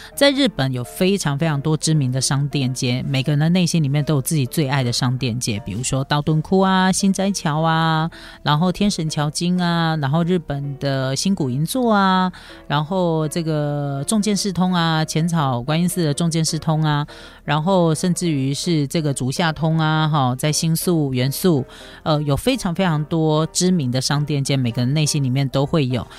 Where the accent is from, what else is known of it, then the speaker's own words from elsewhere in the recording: Taiwan; 我们台湾人